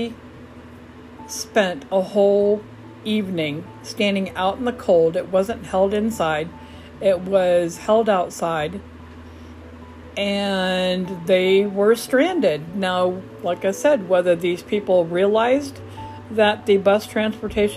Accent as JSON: {"language": "English", "area": "Omaha, Lincoln, Grand Island area", "region": "Nebraska", "country": "United States", "tie": "born or raised there", "moved": "as an adult", "lives_now": "Huntsville, United States", "said": "I am originally from the Omaha, Lincoln, Grand Island area all of my life"}